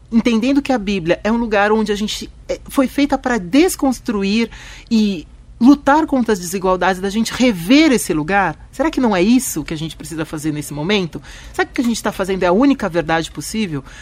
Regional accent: Turkey; às vezes eu acho que o árabe tá parando o ônibus mais pra frente só porque eu sou eu sou é, turca

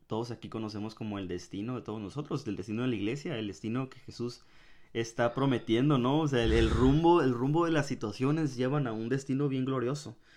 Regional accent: Ensenada, Baja California, Mexico; yo volví a mi casa. Eh, en, en, Ensenada

